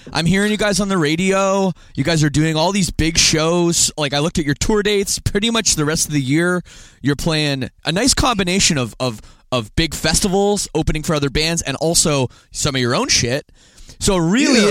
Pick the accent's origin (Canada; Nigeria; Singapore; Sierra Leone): Canada; I'm from Canada